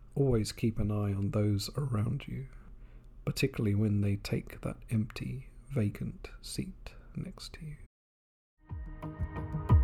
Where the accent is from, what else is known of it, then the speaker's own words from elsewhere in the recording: England, United Kingdom; now in Japan; my home country of England